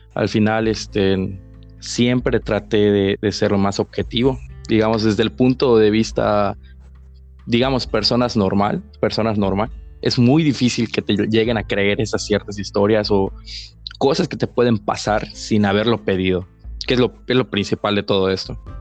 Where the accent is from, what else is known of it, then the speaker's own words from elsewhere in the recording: Mexico; el cementerio de aquí de mi pueblo